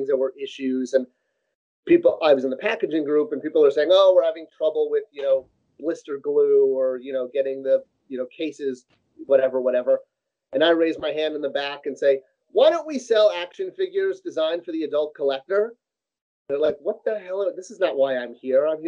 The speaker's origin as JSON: {"language": "English", "region": "Southern California", "country": "United States", "tie": "born or raised there", "said": "growing up in Southern California, Mattel used to have their headquarters right off of the main freeway"}